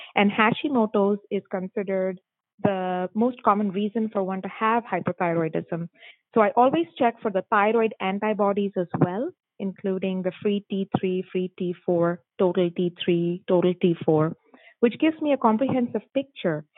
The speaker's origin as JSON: {"language": "English", "town": "Mumbai", "region": "Maharashtra", "country": "India", "tie": "born or raised there", "moved": "as an adult", "said": "I am born and raised in Mumbai, India"}